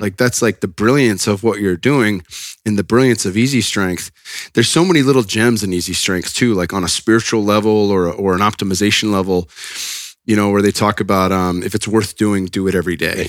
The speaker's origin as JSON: {"language": "English", "region": "Northern California", "country": "United States", "said": "I'm from NorCal"}